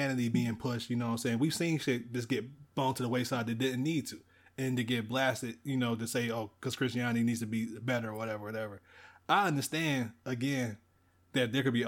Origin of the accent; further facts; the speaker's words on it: Salisbury, United States; I'm from Salisbury. I'm a Southern boy